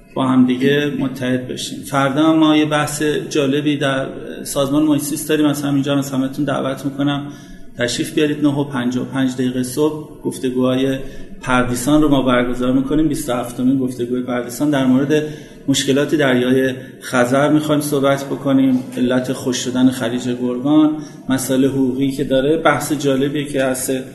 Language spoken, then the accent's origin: Persian; Tehran, Tehran Province, Iran; در فلک دوم نیرو هوایی به دنیا آمدم